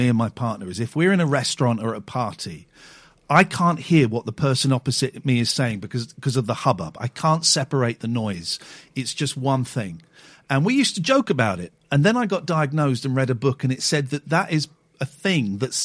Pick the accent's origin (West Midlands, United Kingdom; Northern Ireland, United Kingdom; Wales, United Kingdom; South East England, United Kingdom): South East England, United Kingdom; Slough; I grew up in Slough